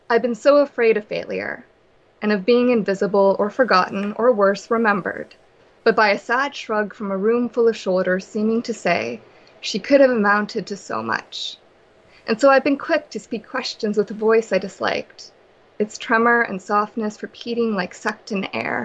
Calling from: Vancouver, British Columbia, Canada; I'm calling from Vancouver, BC.

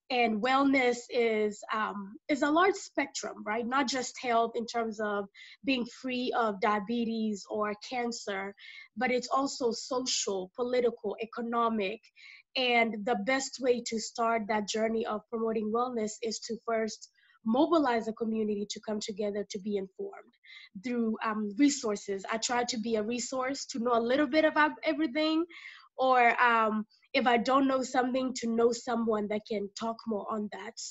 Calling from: Dallas, Texas, United States; Uh, I am dialing in from Dallas, Texas, the, the great state of uh, Texas.

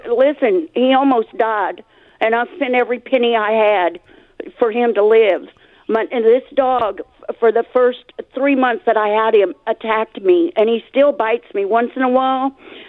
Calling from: Mesquite, Texas, United States; Mesquite. It's right here in Dallas.

